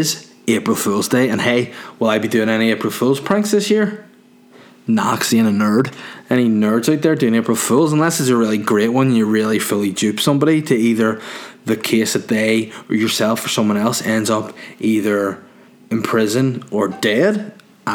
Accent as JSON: {"language": "English", "town": "Holywood", "region": "Northern Ireland", "country": "United Kingdom", "tie": "born or raised there", "said": "I'm from Hollywood. I'm a North Down guy."}